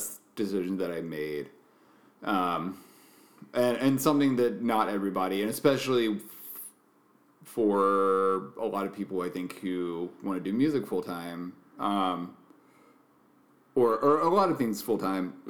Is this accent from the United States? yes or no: yes; Macon, Georgia, United States; moved away as an adult; also born or lived in Colorado; Growing up in Macon, Georgia